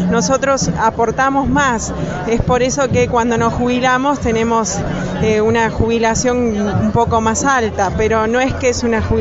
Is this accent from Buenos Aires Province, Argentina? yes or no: yes; Ramos Mejía, Buenos Aires Province, Argentina; soy del distrito de La Matanza, de la localidad de Ramos Mejía.